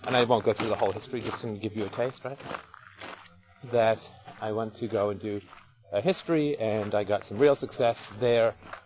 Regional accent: United Kingdom; being British

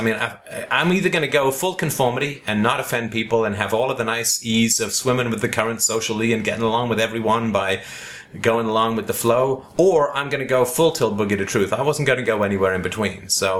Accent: the Bible Belt, United States; I grew up in the Bible Belt and was very religious at a young age.

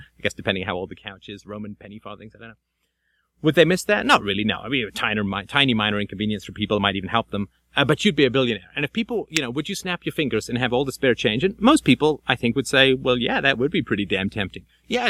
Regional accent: Athlone, Leinster, Ireland; born there; I'm born in Ireland. I was born in Athlone in the middle of Southern Ireland and spent a good deal of summers there.

